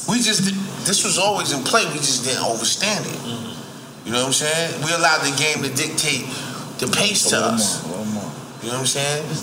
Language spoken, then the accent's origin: English; Buffalo, New York, United States; So growing up in Buffalo